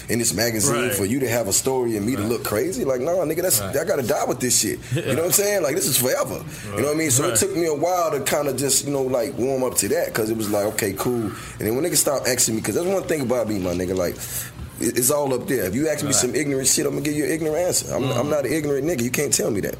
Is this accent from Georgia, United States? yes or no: yes; Georgia, United States; I'm from Georgia